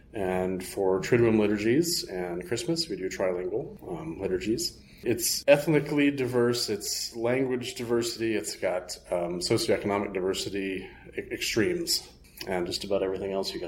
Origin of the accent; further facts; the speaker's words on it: Muskegon, Michigan, United States; I was born and raised in Muskegon, Michigan